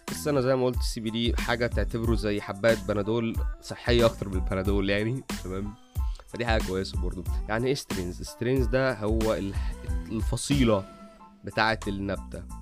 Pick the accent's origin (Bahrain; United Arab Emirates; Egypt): Egypt; عامه عندنا في مصر حاجه اسمها البني والاخضر